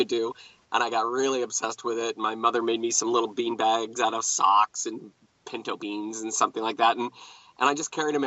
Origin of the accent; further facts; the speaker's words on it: Dallas, Texas, United States; I grew up in Dallas